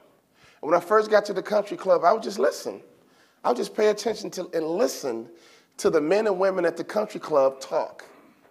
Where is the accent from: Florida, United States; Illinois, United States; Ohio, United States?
Illinois, United States; Chicago; I'm from Chicago, the inner city, and my father was always big on fellowship